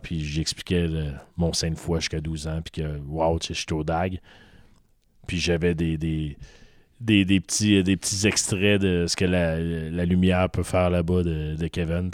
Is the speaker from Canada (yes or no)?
yes; Montreal, Quebec, Canada; je viens de Montréal